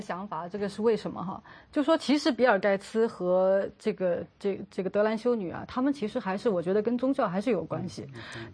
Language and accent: Chinese; China